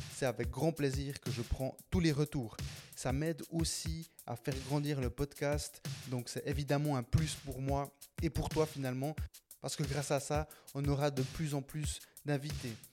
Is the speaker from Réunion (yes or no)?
no; Switzerland; on vit en Suisse. Euh, moi, je suis né en Suisse. Premier de ma famille, je suis colombien. Premier de ma famille à être né en Suisse